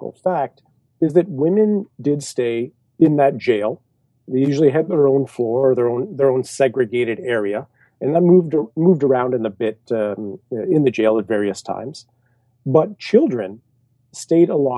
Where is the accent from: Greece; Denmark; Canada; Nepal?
Canada; I'm Canadian